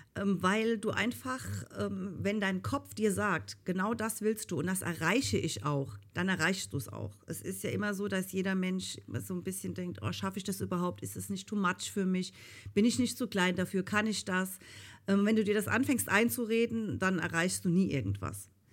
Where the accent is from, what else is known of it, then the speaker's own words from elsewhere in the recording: Rhineland-Palatinate, Germany; ich komme ja aus Rheinland-Pfalz. Und ähm, eigentlich hört man das auch